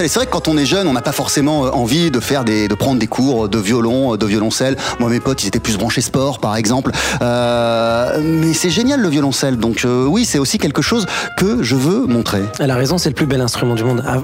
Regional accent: China; moi je suis chinoise, je suis occidentale, je viens du classique, j'aime le jazz

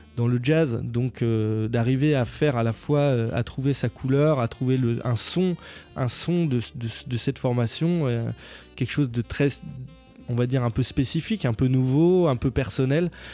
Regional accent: near Beaune, Bourgogne-Franche-Comté, France; pas très loin de chez moi, à Beaune.

